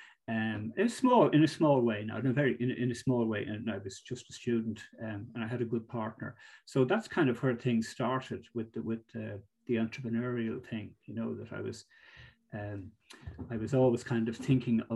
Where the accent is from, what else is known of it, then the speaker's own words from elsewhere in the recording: Greystones, Leinster, Ireland; also born or lived in Monkstown / Galway; I grew up in Greystones. My parents lived in Monkstown first, and then we moved to Greystones when I was about 10